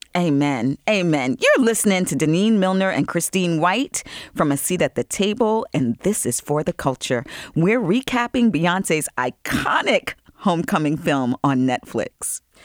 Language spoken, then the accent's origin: English; Long Island, New York, United States; I grew up in Long Island.